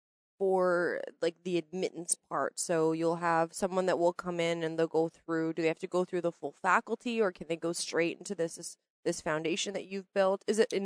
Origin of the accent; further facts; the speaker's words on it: Canada; maybe I'm Canadian